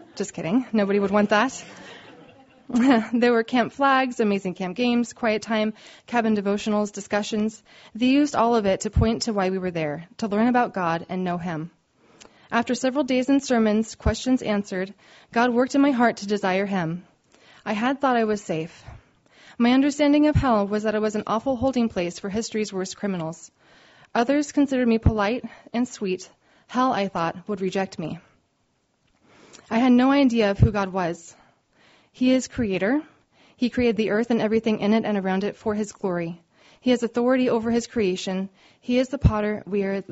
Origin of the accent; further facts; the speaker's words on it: Oregon, United States; I'm from Oregon, and we did a lot of camping.